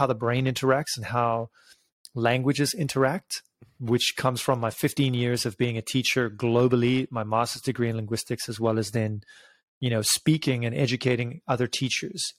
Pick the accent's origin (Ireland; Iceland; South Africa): South Africa; moved away as an adult; also born or lived in United Kingdom; I'm originally from South Africa, moved to the UK when I was 20